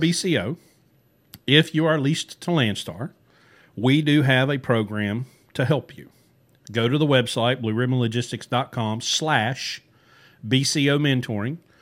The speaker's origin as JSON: {"language": "English", "region": "West Virginia", "country": "United States", "tie": "born or raised there", "said": "growing up in West Virginia"}